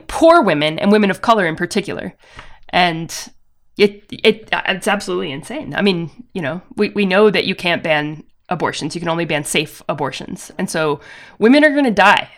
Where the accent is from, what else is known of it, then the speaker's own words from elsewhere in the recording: the South, United States; I grew up in the South, attending with my family a non-denominational evangelical megachurch.